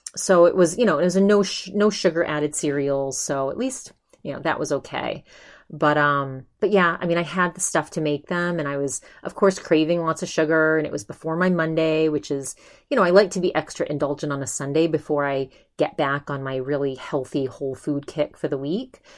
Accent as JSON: {"language": "English", "region": "Maine", "country": "United States", "also_born_or_lived": "California", "moved": "yes", "lives_now": "Arizona, United States", "said": "I'm from Maine. We get the best seafood in the world in Maine"}